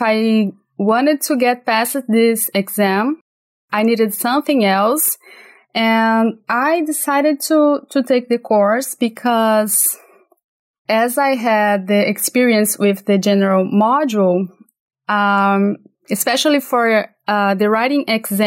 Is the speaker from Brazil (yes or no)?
yes; Brazil; English is a second language; moved away as an adult; now in Massachusetts, United States; I am from Brazil, but now I am living in Massachusetts, United States.